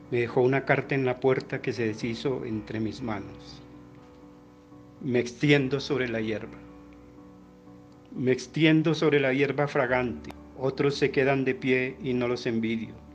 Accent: Bogotá, Colombia; de Bogotá, Colombia.

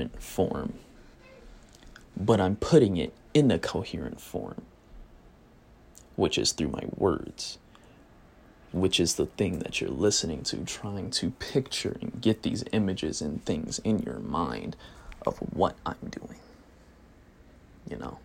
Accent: United States; I'm English, I'm American

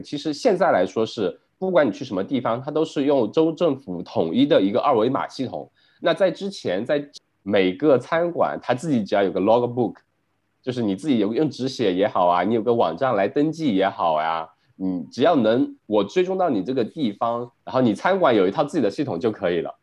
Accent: China; now in Melbourne, Australia; 我们国内

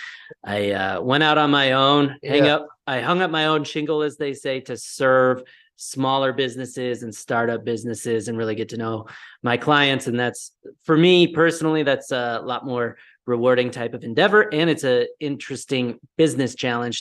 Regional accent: Colorado, United States; I'm originally from Colorado, and I'm currently in Colorado as well

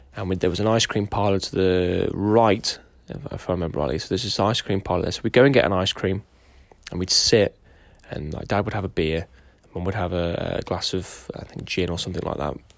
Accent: Derby, East Midlands, United Kingdom; also born or lived in Lincoln / Hilton, Derbyshire; after I was born in Lincoln, we moved to Derby. Uh, and that was where m-, most of my young childhood was

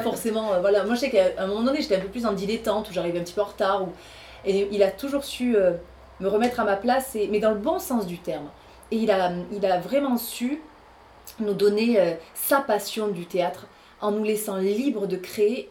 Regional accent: Rodez, Occitania, France; moved away as an adult; also born or lived in Paris; je suis originaire de l'Aveyron, je suis née à Rodez et euh, j'ai fait toute ma scolarité ici

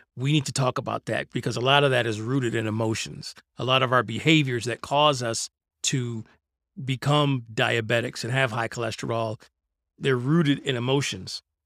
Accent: Detroit, Michigan, United States; I grew up in Detroit, and growing up in Detroit in the nineteen eighties, it was a lawless place.

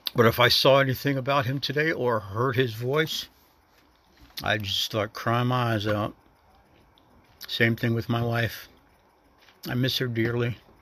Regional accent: the North, United States; moved away; a northerner in a southern state

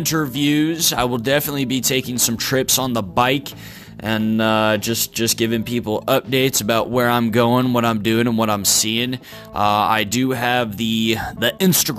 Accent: Kentucky, United States; also born or lived in Texas / Florida / Ohio; now in Virginia, United States; I'm originally from Kentucky, currently residing in the state of Virginia

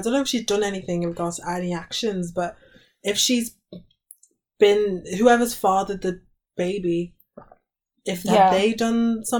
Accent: United Kingdom

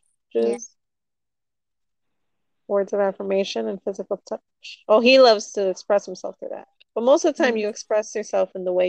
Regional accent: Florida, United States; now in Los Angeles, United States; We're all from Florida.

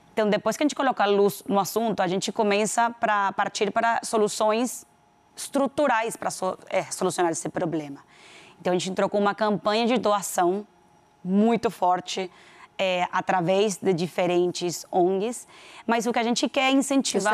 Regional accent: Venezuela; accent: Venezuelan; Portuguese is a second language; moved away as an adult; also born or lived in Panama; now in Brazil; Eu sou venezuelana, já todo mundo descobriu pelo meu sotaque

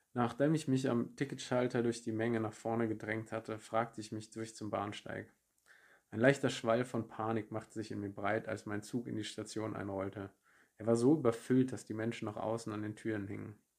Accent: Germany; moved away as an adult; also born or lived in Munich; von München in meine Heimat in der Nähe von Frankfurt

